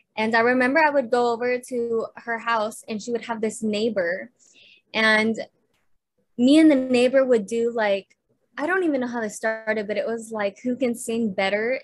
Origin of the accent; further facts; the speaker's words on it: Clovis, California, United States; moved away as an adult; now in Los Angeles, United States; I was born in Clovis, California.